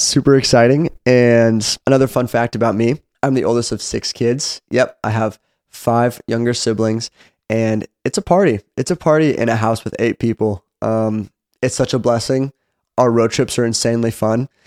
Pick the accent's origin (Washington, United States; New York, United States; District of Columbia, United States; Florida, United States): Washington, United States; Seattle; moved away as an adult; now in Franklin, United States; I am originally from Seattle, Washington